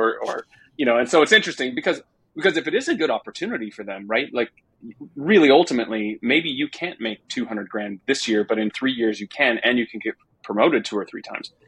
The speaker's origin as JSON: {"language": "English", "region": "Texas", "country": "United States", "said": "I'm a Texan"}